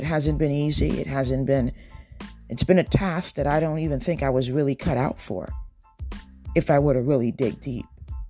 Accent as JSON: {"language": "English", "country": "Trinidad & Tobago", "tie": "born there", "said": "I don't think that God gives me favor because I was born in Trinidad."}